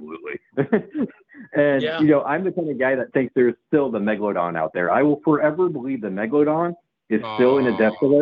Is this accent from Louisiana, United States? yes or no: no; Southbridge, Massachusetts, United States; moved away; also born or lived in Charlton, Massachusetts / Webster, Massachusetts / Dudley, Massachusetts / Worcester, Massachusetts; I grew up in Southbridge, Massachusetts